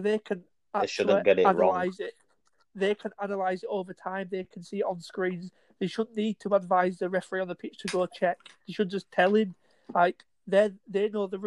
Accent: England, United Kingdom; as an English person

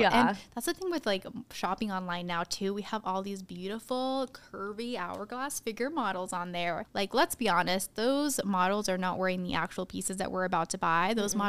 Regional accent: Tucson, Arizona, United States; you know, I grew up in Tucson, Arizona, so we're only an hour away from the border.

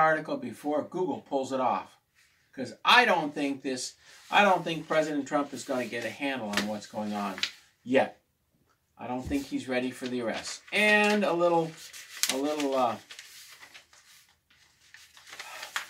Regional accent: United States; I'm an American

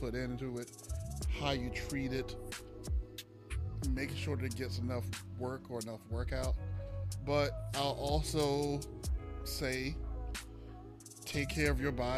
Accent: South Carolina, United States; I'm a man from South Carolina

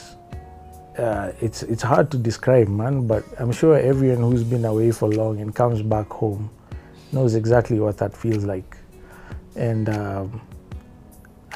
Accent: Kenya; I was Kenyan. I was home. I have the right to be here. This is my country. My country.

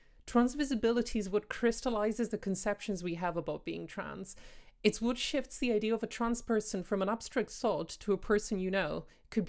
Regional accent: Greece; Growing up in Greece, I graduated school without knowing a single openly LGBT classmate

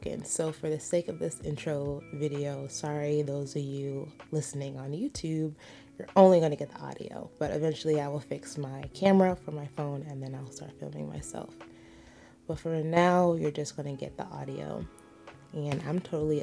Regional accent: United States; I am American

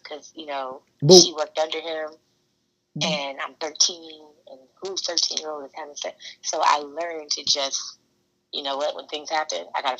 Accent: South Carolina, United States; also born or lived in Maryland; We're from South Carolina. We're from Maryland. You know, strong military background, strong Southern background.

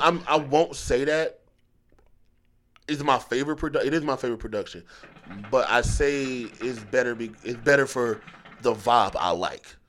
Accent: Philadelphia, Pennsylvania, United States; now in North Carolina, United States; I grew up going back and forth between here and Philly

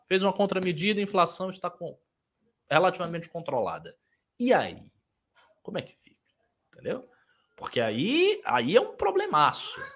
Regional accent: Northeast Region, Brazil; eu sou do Nordeste

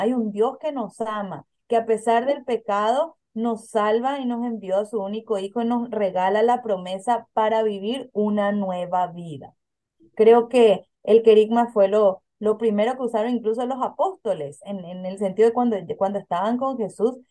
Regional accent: Paraguay; moved away as an adult; now in Philadelphia, United States; en mi país de origen, yo soy de Paraguay

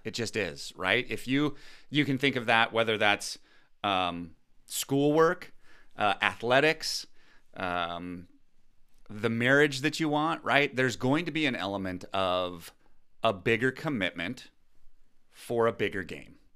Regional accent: United States; I'm American

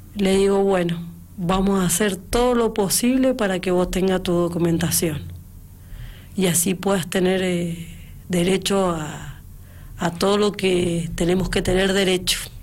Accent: Argentina; yo como argentina que soy

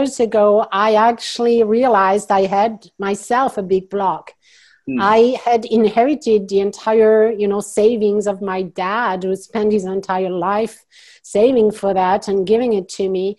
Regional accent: France; accent: French; English is a second language; now in United States; I'm French originally, so you hear my accent. Some people wonder, so I'm going to just say it. I am French, yes, but I live in the U.S. now

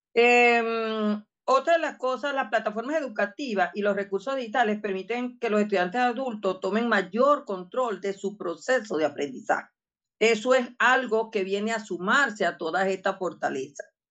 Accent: Barinas, Venezuela; soy de Badina

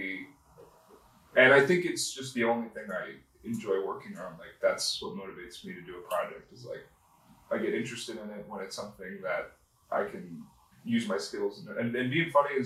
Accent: Florida, United States; moved away as an adult; also born or lived in Long Island, New York; now in Brooklyn, United States; I was born on Long Island. I lived in Florida for a long time, up until college

